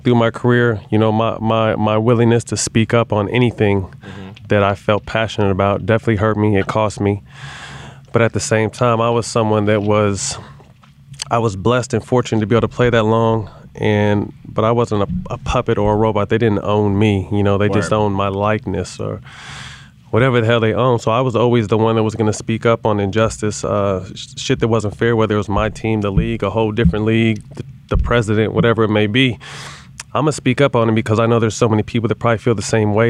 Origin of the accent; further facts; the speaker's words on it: Sacramento, California, United States; moved away as an adult; also born or lived in San Jose, California / Los Angeles, California; I was born and raised in San Jose, somewhat the Bay Area